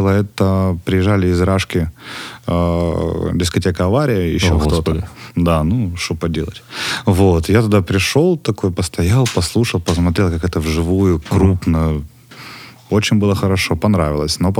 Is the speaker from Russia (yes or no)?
yes; Western Siberia, Russia; now in Ukraine; На самом деле, просто у меня в регионе, я приехал из Западной Сибири, у нас там нет концертів, практически